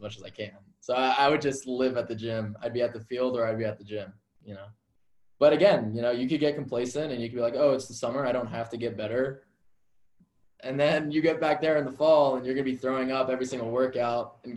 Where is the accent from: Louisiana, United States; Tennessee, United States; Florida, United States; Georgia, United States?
Georgia, United States; Atlanta; also born or lived in Alabama; I'm from Atlanta